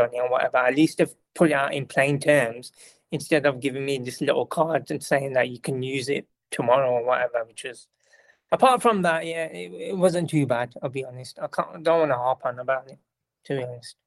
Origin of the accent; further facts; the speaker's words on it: United Kingdom; I'm British person